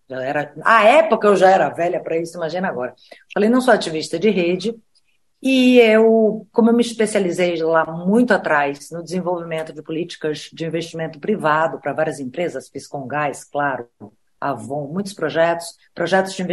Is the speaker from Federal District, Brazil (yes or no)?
no; Bahia, Brazil; Eu sou nordestina, sou baiana.